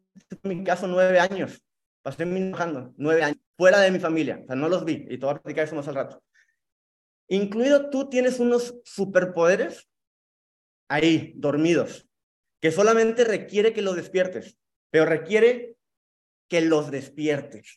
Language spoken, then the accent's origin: Spanish; Monterrey, Nuevo León, Mexico; now in Cancún, Mexico; vivo en Cancún, soy originario de Monterrey